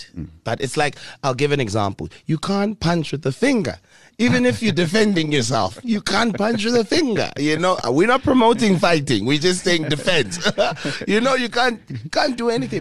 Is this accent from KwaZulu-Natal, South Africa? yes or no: no; Pretoria, Gauteng, South Africa; moving back to the capital city, Pretoria, my hometown